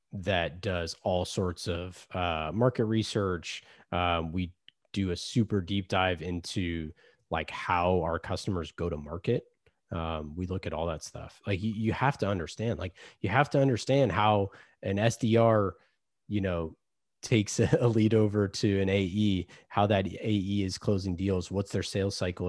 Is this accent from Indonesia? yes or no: no; Oakland, California, United States; I grew up in Oakland